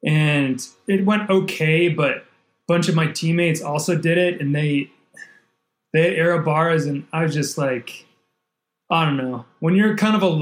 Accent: Wisconsin, United States; growing up in Wisconsin, it was, we have such a reputation as Wisconsinites

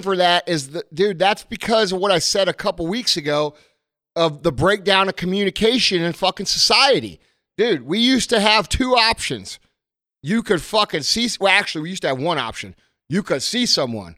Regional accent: United States; we as American people

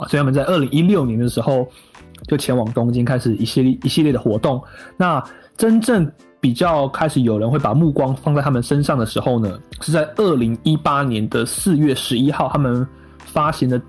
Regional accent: Miaoli County, Taiwan; 我是苗栗人

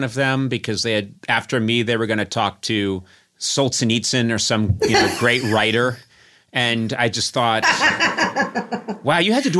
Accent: Brookline, Massachusetts, United States; I grew up in Brookline, Massachusetts, birthplace.

